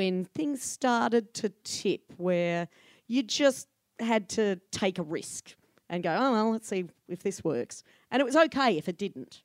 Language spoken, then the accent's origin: English; Ballarat, Victoria, Australia; now in Melbourne, Australia; I grew up in Ballarat